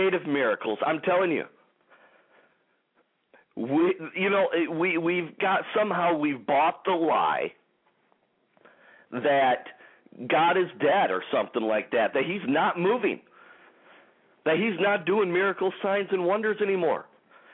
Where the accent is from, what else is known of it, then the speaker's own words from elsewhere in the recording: Detroit, Michigan, United States; in the Detroit, Michigan area here, my hometown